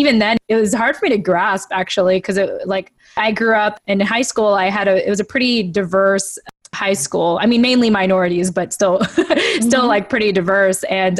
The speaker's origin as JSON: {"language": "English", "town": "San Diego", "region": "California", "country": "United States", "tie": "born or raised there", "said": "a military child for the first 10 years of my life, so I moved around a lot. But I'd like to say that I was raised in San Diego from fifth grade till, yeah, really 2 years ago"}